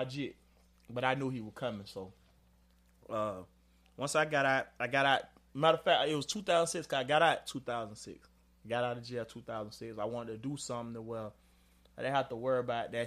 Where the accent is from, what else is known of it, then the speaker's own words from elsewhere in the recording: Jacksonville, Florida, United States; Born and raised, man. I'm from Florida Avenue